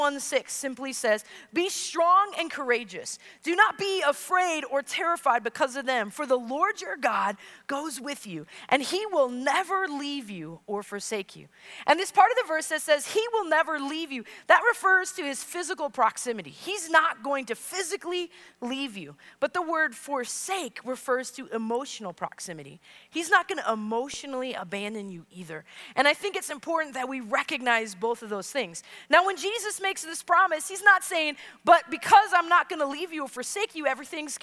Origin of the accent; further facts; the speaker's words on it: Wisconsin, United States; I'm from Wisconsin